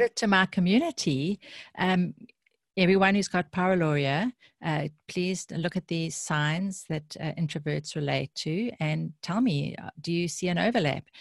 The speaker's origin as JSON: {"language": "English", "country": "South Africa", "tie": "born or raised there", "said": "I grew up in South Africa"}